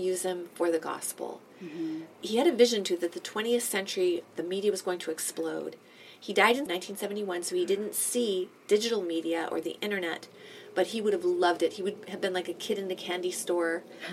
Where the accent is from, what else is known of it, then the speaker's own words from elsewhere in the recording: Boston, Massachusetts, United States; now in Toronto, Canada; I am from Boston, from New England originally.